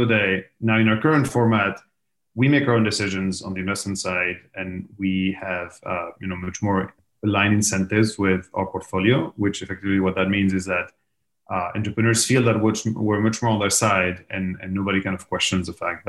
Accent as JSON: {"language": "English", "town": "Madrid", "region": "Community of Madrid", "country": "Spain", "said": "The easy answer is Madrid."}